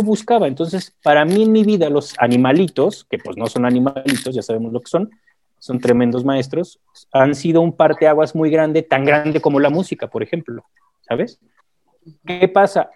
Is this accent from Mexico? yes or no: yes; Mexico; soy mexicano, tengo 43 años. Eh, mi madre es mexicana, mi padre es colombiano